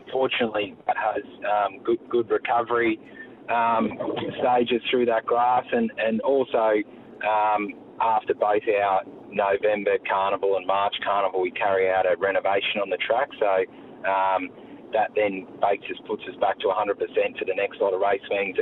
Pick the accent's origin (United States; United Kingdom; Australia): Australia; Warrnambool, Victoria; So I grew up in Warrnambool and attended Emmanuel College Secondary School